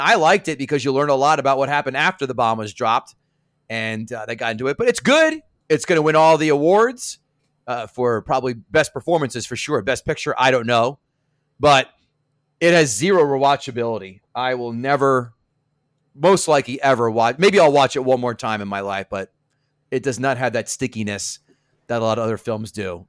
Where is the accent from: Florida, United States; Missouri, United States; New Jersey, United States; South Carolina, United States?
New Jersey, United States; Central; I'm from Central Jersey